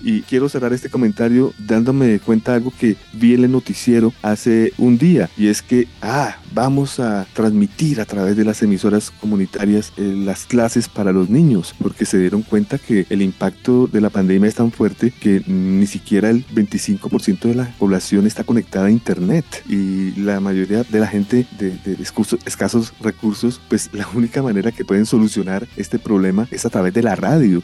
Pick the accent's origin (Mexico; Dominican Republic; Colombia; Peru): Colombia; Bogotá; also born or lived in Los Angeles, United States; yo comencé a escuchar buena radio aquí en Bogotá, Colombia, Suramérica, esto se triplicó, cuadruplicó cuando me fui a vivir a la ciudad de Los Ángeles